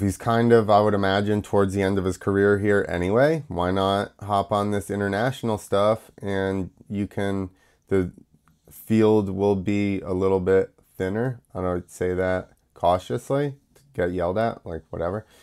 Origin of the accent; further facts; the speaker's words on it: United States; I'm American